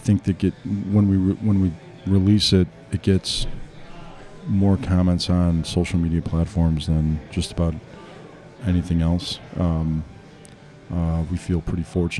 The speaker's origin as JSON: {"language": "English", "town": "Frankfort", "region": "Illinois", "country": "United States", "tie": "born or raised there", "also_born_or_lived": "Mount Greenwood, Chicago", "said": "I grew up in Frankfort. I went to Lincoln Way"}